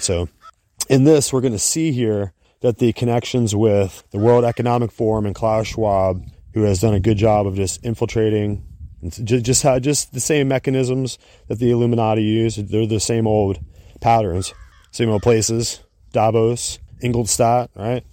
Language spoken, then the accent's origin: English; United States; we as an American people